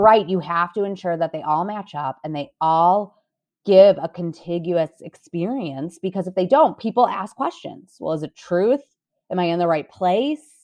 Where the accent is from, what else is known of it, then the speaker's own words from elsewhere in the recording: Cleveland, Ohio, United States; moved away as an adult; now in Chicago, United States; I'm from Cleveland, Ohio originally, went to school, went to Loyola Chicago, moved here